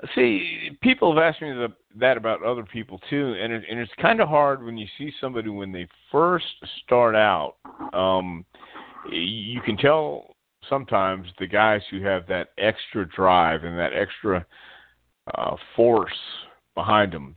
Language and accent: English; Texas, United States; I grew up in Texas, in West Texas, and then then we moved to East Texas when I was ten years old